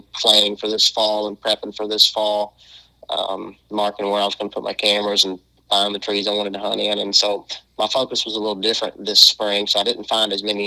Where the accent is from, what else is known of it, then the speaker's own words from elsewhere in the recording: western Kentucky, United States; also born or lived in Arkansas / Georgia / Mississippi / Missouri; we're home is now Kentucky, the far western portion, and that's where we're probably going to be. We've been here since I was in sixth grade now